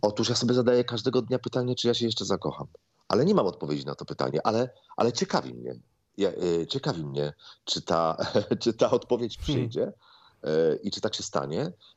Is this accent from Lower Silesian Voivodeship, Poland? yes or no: yes; Złotoryja, Lower Silesian Voivodeship, Poland; now in Warsaw, Poland; u nas w Złotoryi za ulicą Podwale